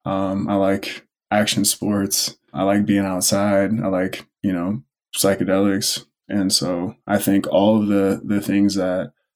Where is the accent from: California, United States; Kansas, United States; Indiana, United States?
California, United States; Oceanside; I grew up in Oceanside, California, which is by Camp Pendleton, a military base